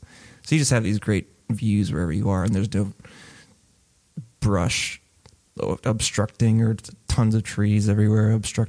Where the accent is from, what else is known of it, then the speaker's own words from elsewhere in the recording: Albuquerque, New Mexico, United States; also born or lived in Phoenix / Miami / Dallas; Born in Phoenix, moved to Miami, Florida, moved then to Dallas, and then to Albuquerque.